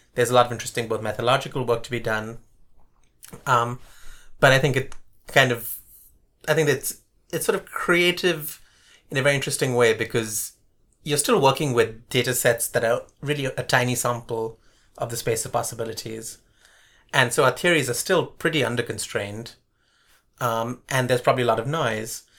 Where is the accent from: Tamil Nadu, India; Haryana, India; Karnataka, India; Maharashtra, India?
Karnataka, India; Bangalore; also born or lived in Colombo, Sri Lanka / Bombay, India; now in Davis, United States; we moved to Bombay for a few years and then to Bangalore. And Bangalore at the time was this relatively small, sleepy town, which is part of the reason my parents moved there